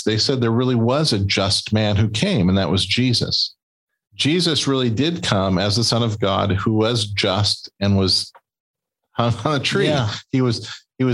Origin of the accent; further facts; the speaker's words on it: Escondido, California, United States; I was born in Escondido